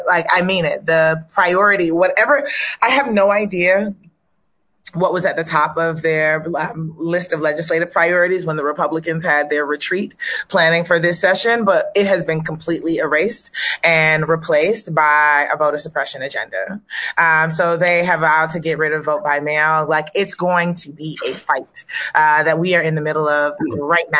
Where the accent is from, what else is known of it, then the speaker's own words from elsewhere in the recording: the South, United States; I'm a Southerner. I'm a Southern girl